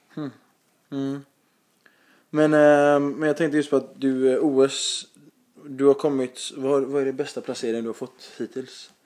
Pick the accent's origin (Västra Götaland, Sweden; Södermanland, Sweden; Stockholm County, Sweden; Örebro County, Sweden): Västra Götaland, Sweden; Gothenburg